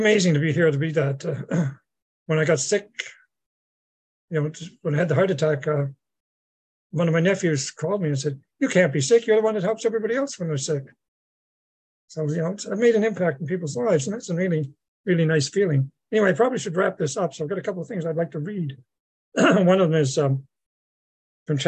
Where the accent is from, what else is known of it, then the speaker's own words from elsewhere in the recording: Mulgrave, Nova Scotia, Canada; moved away; my hometown, Mulgrave, in Nova Scotia